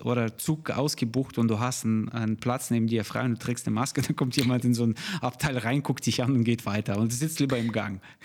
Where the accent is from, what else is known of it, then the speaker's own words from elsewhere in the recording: Almaty, Kazakhstan; now in Germany; Ich bin aus der Stadt äh, in äh, Almata. Ich wurde in Almata geboren, die Hauptstadt von Kasachstan.